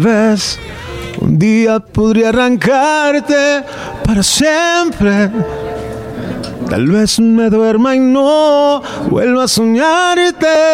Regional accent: Rio Grande Valley, Texas, United States; nosotros nos creamos en la frontera ahí este, del Valle de Texas, ahí este frontera con Tamaulipas

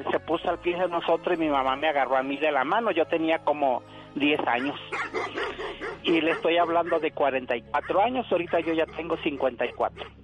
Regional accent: Veracruz, Mexico; now in Ciudad Juárez, Mexico; yo aquí en Juárez todavía nada, pero yo soy del estado de Veracruz.

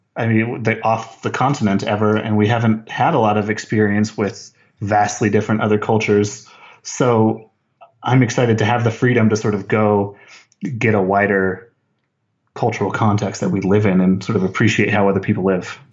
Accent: Las Cruces, New Mexico, United States; Las Cruces, New Mexico, about three hours south of Albuquerque on the border

